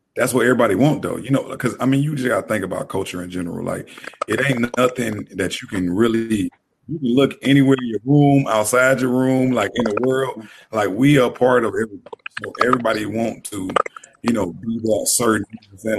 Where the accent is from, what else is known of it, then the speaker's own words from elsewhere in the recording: Tennessee, United States; moved away; I came from this little town in Tennessee